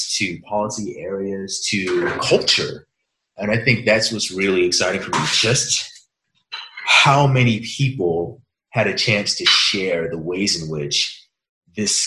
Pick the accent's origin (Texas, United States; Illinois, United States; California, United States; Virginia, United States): Virginia, United States; Hampton; also born or lived in Ann Arbor, Michigan; now in Irvine, United States; where I was born in Virginia, Hampton is essentially the site of Jamestown, which is the oldest continuous colony.